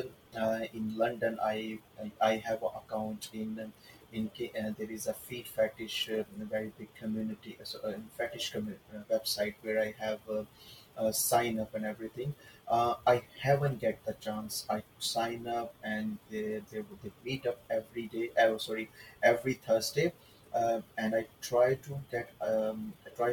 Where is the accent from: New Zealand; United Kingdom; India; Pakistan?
Pakistan; also born or lived in Saudi Arabia / Middle East; now in Toronto, Canada; back home in Pakistan. Originally, I'm from Pakistan